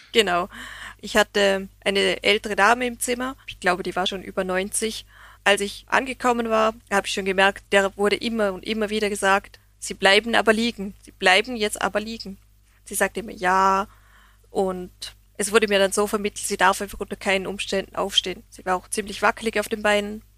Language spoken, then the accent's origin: German; Vorarlberg, Austria; für mich als Österreicherin